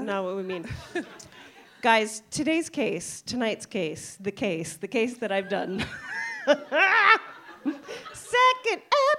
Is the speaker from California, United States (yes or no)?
no; Western Pennsylvania, United States; I'm from Western PA, baby.